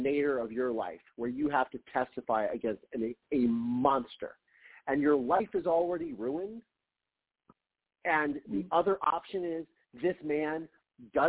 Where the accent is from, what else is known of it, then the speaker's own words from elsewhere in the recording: Ohio, United States; moved away as an adult; also born or lived in Mansfield, Ohio; now in Los Angeles, United States; growing up in Ohio, it's a small state